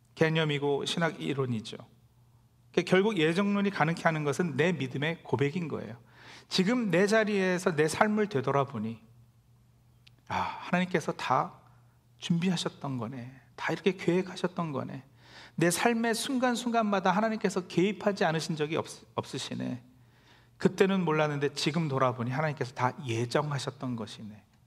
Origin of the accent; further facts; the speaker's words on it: South Korea; now in New Jersey, United States; 우리 모두도 태어나고 자란 한국을 떠나 이곳 뉴저지에 정착하기까지